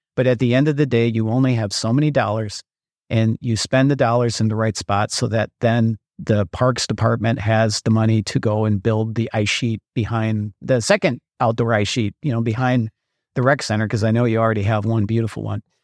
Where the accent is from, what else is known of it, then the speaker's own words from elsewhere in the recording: Minnesota, United States; I'm from Minnesota.